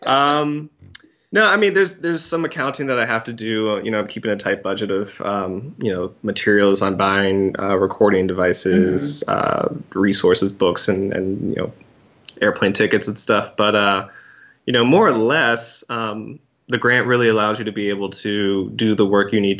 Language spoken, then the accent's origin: English; California, United States; born there; I was born in Cali. I still have family there.